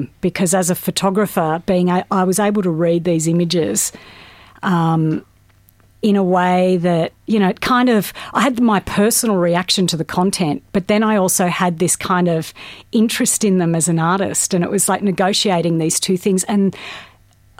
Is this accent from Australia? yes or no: yes; Australia; growing up in Australia